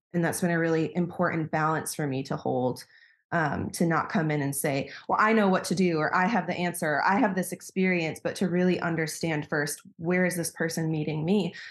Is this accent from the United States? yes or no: yes; Wisconsin, United States; moved away as an adult; now in Berlin, Germany; I'm originally from the States. I'm from Wisconsin, um, and I moved to Berlin in twenty fifteen